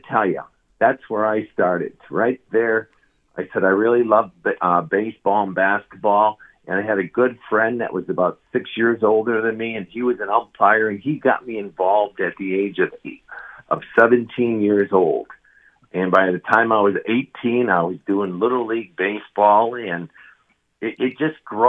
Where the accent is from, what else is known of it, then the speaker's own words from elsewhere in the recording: Detroit, Michigan, United States; also born or lived in Illinois; now in Wisconsin, United States; I'm a transplant from Detroit, Michigan, but I've been Wisconsin for 20 years, 10 years of Illinois before that.